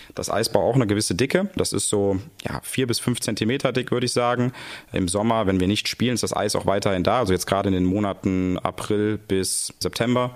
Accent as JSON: {"language": "German", "town": "Cologne", "region": "North Rhine-Westphalia", "country": "Germany", "said": "als Kölner"}